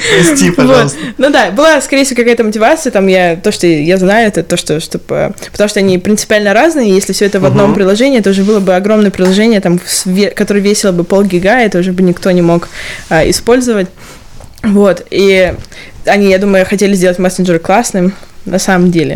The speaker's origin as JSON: {"language": "Russian", "town": "Stavropol", "region": "Stavropol Krai", "country": "Russia", "also_born_or_lived": "Moscow", "accent": "Stavropol", "moved": "yes", "lives_now": "London, United Kingdom", "said": "Есть у меня ставропольский акцент в русском?"}